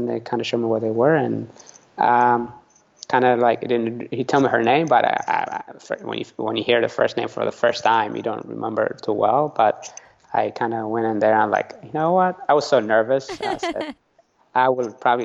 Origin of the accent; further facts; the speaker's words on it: San Diego, California, United States; first language Tigrinya; English is a second language; also born or lived in Eritrea / Italy; I grew up in San Diego